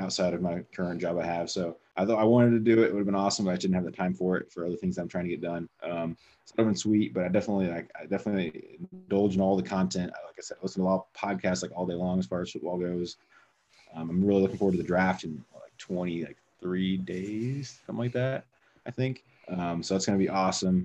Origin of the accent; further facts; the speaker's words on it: Indiana, United States; moved away as an adult; now in Arizona, United States; I'm from Indiana.